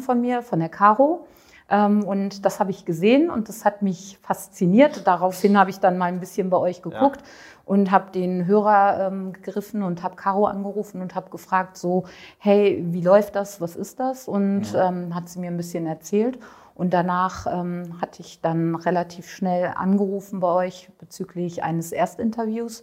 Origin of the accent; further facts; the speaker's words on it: Düsseldorf, North Rhine-Westphalia, Germany; komme aus äh, Düsseldorf und mhm. bin 48 Jahre alt